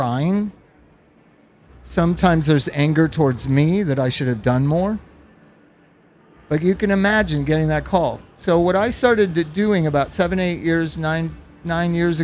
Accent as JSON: {"language": "English", "town": "Los Angeles", "region": "California", "country": "United States", "tie": "born or raised there", "also_born_or_lived": "Palm Springs", "said": "I grew up in Los Angeles and Palm Springs"}